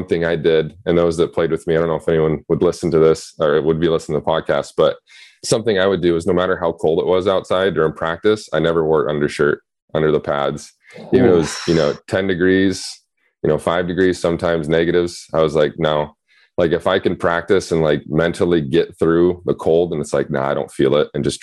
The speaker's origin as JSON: {"language": "English", "area": "just north of Spokane", "region": "Washington", "country": "United States", "tie": "born or raised there", "moved": "yes", "said": "I grew up just north of Spokane, Washington. So on the eastern side of the state"}